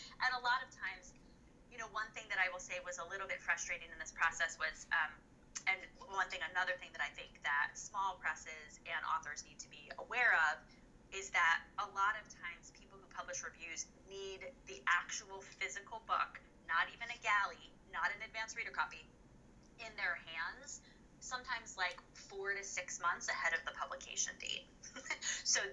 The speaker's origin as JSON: {"language": "English", "area": "Hudson Valley", "region": "upstate New York", "country": "United States", "tie": "born or raised there", "said": "I was born and raised in the Hudson Valley, which is in upstate New York."}